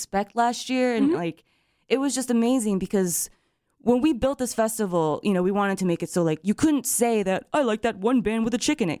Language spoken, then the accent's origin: English; Japan; moved away as an adult; now in United States; And it was weird for me because when I was growing up in Japan, I was treated like you're like a foreigner the entire time, right?